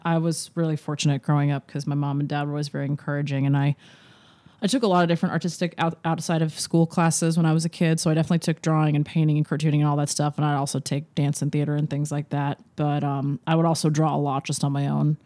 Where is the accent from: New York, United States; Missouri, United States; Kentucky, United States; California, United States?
New York, United States; Larchmont; moved away; I am from Larchmont, New York, which is a small town outside of New York City